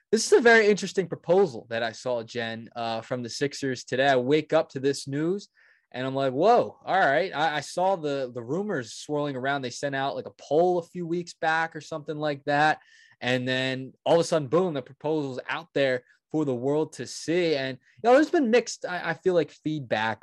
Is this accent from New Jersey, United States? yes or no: yes; New Jersey, United States; we're all from South Jersey.